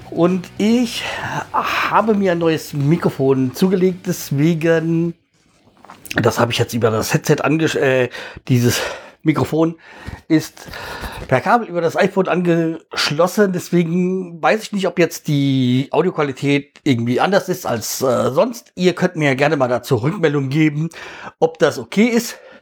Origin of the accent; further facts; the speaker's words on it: Hesse, Germany; bei uns in Hessen